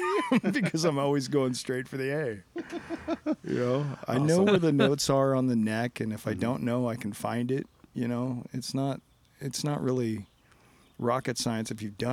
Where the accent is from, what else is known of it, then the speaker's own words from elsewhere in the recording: San Clemente, California, United States; also born or lived in Simi Valley, California; We moved from Simi Valley to San Clemente